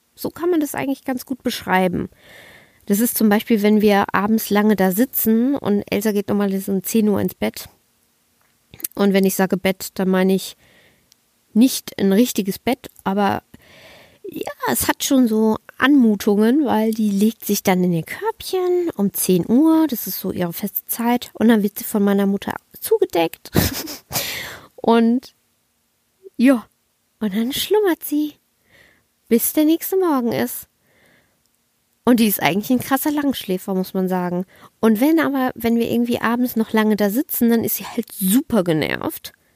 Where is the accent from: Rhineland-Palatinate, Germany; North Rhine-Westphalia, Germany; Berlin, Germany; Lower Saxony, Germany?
Rhineland-Palatinate, Germany; Kaiserslautern; moved away; also born or lived in Bavaria; ich war fünf Monate nicht mehr in meiner Heimat und fünf Monate habe ich meine Familie nicht mehr live und in Farbe gesehen